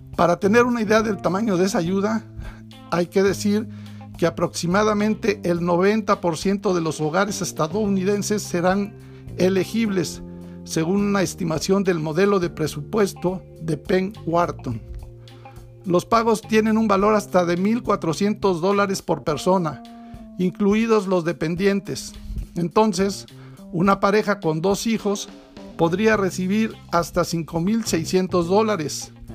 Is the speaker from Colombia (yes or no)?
no; Mexico